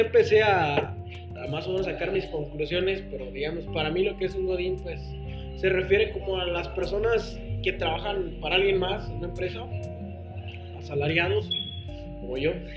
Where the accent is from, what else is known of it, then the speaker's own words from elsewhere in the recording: Guanajuato, Mexico; yo soy de Guanajuato